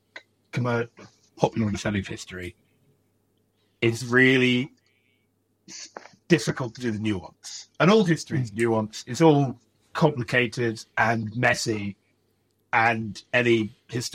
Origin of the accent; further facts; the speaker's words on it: United Kingdom; growing up in Britain